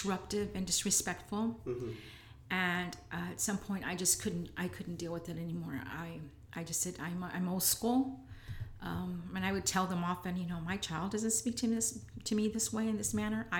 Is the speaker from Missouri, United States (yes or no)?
no; San Antonio, Texas, United States; I'm always proud to say that I'm from the South Side. Even when it wasn't popular